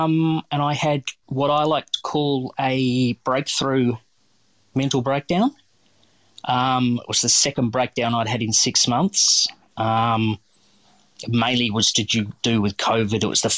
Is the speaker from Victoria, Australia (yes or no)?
yes; Geelong, Victoria, Australia; Yeah, well, basically I was born and raised in Geelong.